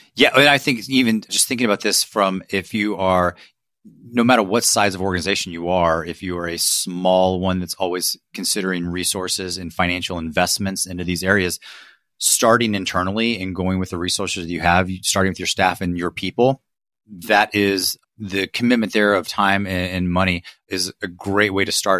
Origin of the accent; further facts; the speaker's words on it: Ohio, United States; I'm from Ohio